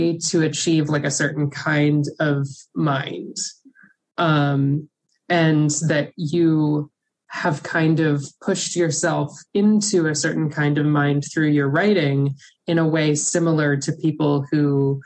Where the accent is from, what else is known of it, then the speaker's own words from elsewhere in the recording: Birmingham, Alabama, United States; I grew up Catholic in Birmingham, Alabama